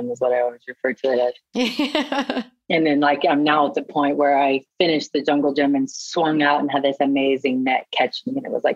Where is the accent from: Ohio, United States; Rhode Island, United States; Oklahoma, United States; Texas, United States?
Oklahoma, United States; moved away; also born or lived in New York; growing up in Oklahoma, in a small town in Oklahoma